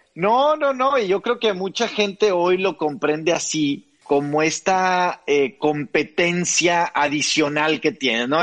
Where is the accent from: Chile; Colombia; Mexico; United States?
Mexico; Piedras Negras, Coahuila; crecí en, en Piedras Negras, Coahuila, con Texas